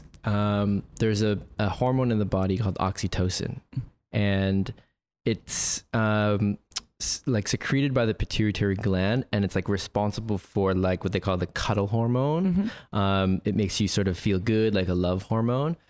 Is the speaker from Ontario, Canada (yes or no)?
yes; Toronto, Ontario, Canada; grew up in Toronto